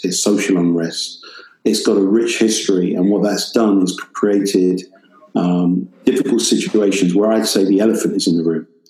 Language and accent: English; United Kingdom; accent: British